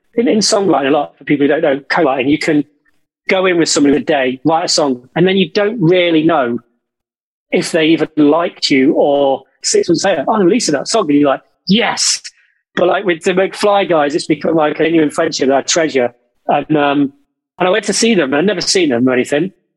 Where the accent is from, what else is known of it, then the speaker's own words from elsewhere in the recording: Derby, East Midlands, United Kingdom; now in London, United Kingdom; Derby, my hometown